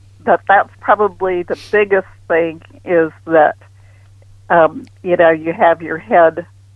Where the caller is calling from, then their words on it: Houston, Texas, United States; I'm calling from Houston.